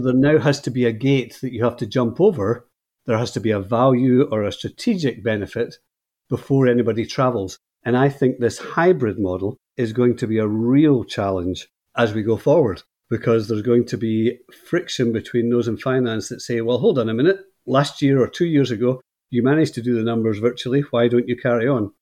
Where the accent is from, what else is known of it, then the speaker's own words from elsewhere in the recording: Scotland, United Kingdom; moved away as an adult; now in Northern Ireland, United Kingdom; I'm speaking to you from Northern Ireland, and I moved here about twelve years ago, but I'm from Scotland originally.